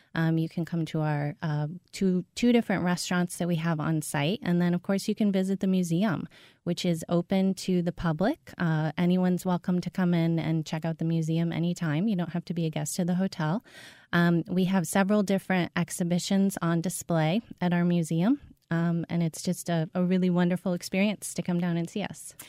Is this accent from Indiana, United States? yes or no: no; St. Louis, Missouri, United States; I am from Saint Louis